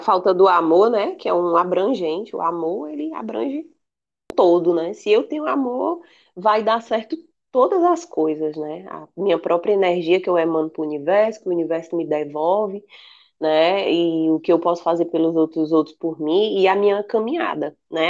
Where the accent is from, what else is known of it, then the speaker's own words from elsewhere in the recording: Acre, Brazil; moved away; also born or lived in Ceará; Tem muito lá na minha terra também, no Acre